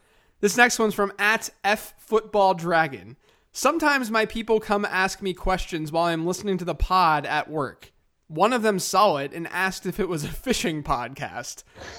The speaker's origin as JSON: {"language": "English", "country": "United States", "said": "So I said gyro because I'm American, but I honestly go back and forth."}